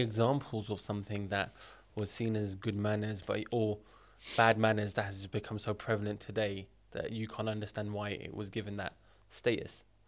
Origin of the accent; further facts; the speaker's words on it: United Kingdom; I was born in the U K.